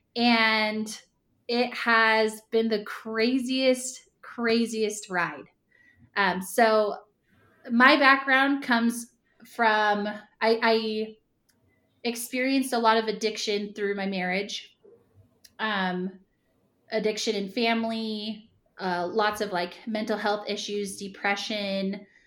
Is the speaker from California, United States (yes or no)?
yes; Ramona, California, United States; moved away as an adult; also born or lived in Point Loma, San Diego / Provo, Utah; I grew up in Ramona, California